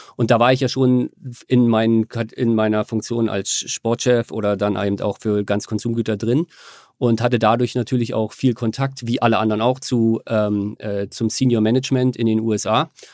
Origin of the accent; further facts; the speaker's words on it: Germany; also born or lived in Australia; Ich bin halt Deutscher, ich will wieder zurück nach Deutschland irgendwann